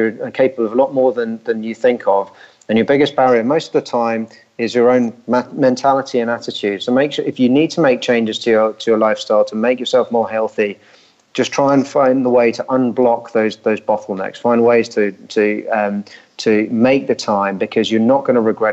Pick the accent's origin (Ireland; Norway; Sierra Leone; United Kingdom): United Kingdom; Richmond, London; Richmond, which is my hometown.